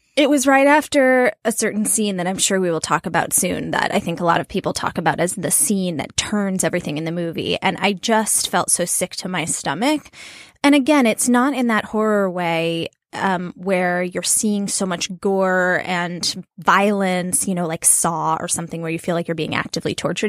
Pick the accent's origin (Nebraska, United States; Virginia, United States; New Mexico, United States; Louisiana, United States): New Mexico, United States; I'm from New Mexico